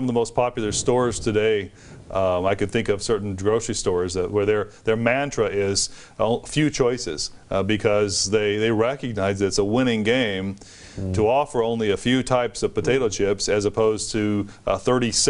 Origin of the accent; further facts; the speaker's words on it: United States; as an American